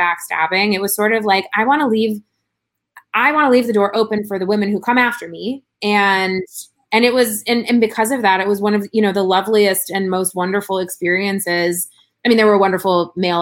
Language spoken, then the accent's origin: English; Chicago, Illinois, United States; moved away as an adult; now in Los Angeles, United States; my brother lives in my hometown still in Chicago